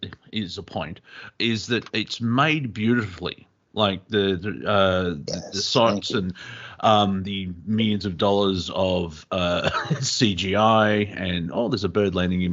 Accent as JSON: {"language": "English", "region": "England", "country": "United Kingdom", "tie": "born or raised there", "moved": "yes", "lives_now": "Australia", "said": "I was born in England, and I live in Australia"}